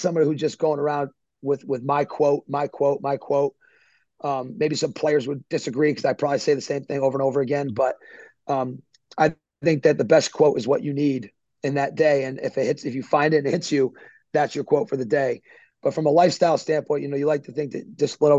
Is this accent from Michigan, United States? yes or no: no; Northbridge, Massachusetts, United States; moved away; I grew up in Northbridge, Massachusetts.